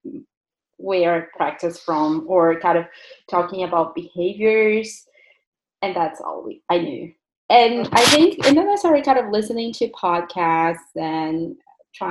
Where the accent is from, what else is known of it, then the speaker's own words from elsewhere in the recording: Brazil; now in Burlington, Canada; I'm from Brazil originally.